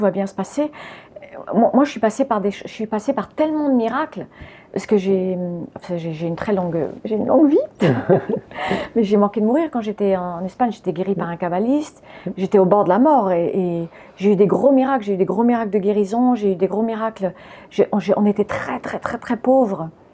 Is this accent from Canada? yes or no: no; France; French is a second language; also born or lived in United States / Spain; j'étais américaine quand je suis arrivée en France. Donc déjà, je ne parlais pas français. Et j'ai commencé à aller à l'école. Je ne sais plus à quel âge on va à l'école, mais j'avais 4 ans quand on est arrivé